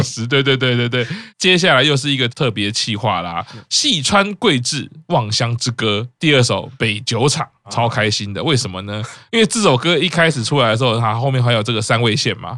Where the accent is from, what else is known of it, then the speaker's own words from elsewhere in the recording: Taipei, Taiwan; 我是台北出生，我都很熟了